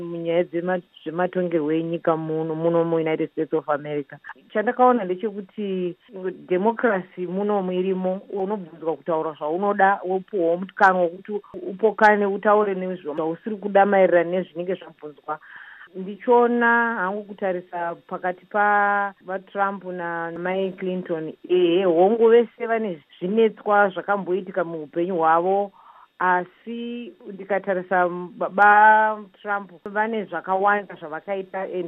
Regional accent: Zimbabwe; moved away; kana manditi ndiri muzimbabwe ndobuda ndoendepi iko iyo iriyo nyika yangu yandakazvarirwa madzibaba angu nemadzekuru angu wese akazvarirwa imomo

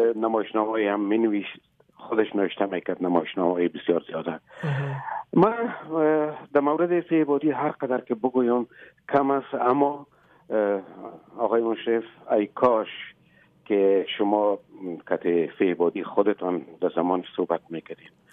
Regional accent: Afghanistan; moved away as an adult; also born or lived in Moscow, Russia; ما یک مدت طولانی بعد از اینکه مهاجر شدیم تقریبا همزمان از افغانستان بر آمدیم آمدیم مسکو

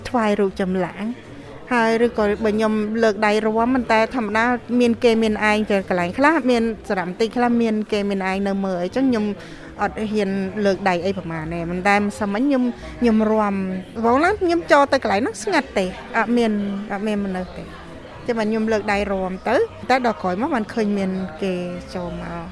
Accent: Cambodia

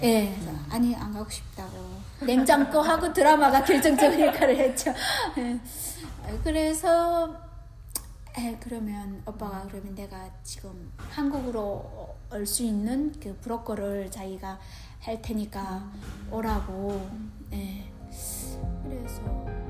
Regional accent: Namyang, Onsong County, North Hamgyong, North Korea; moved away as an adult; also born or lived in South Korea; now in Newnan, United States; 함경북도 언성군 남양 노동자구에서 왔고요.

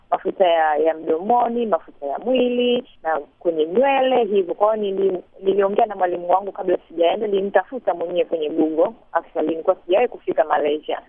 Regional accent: Tanzania; moved away as an adult; also born or lived in Los Angeles, California, United States; natoka huku Afrika eh, Tanzania

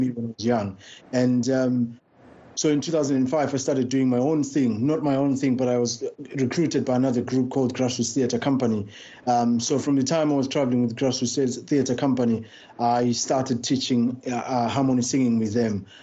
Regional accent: Bulawayo, Zimbabwe; now in London, United Kingdom; I was born in uh, and raised in Bulawayo.

